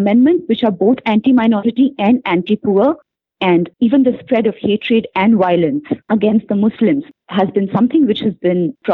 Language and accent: English; Punjab, India; moved away as an adult; also born or lived in Delhi; now in Montreal, Canada; I hail from Punjab and I've studied in Delhi for quite some time